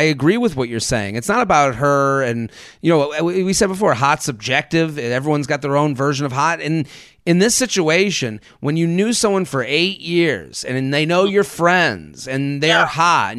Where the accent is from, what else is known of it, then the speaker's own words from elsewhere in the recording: Atlanta, Georgia, United States; now in Washington, D.C., United States; A little over a year ago, I moved from D.C. back to my hometown of Atlanta.